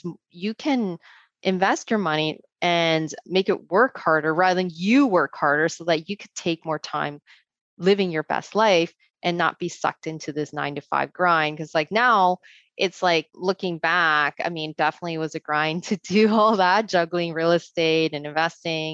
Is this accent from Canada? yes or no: yes; Canada; as a Canadian, as a female too